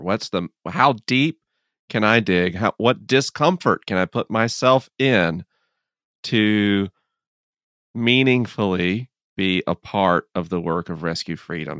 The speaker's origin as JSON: {"language": "English", "country": "United States", "said": "as an American"}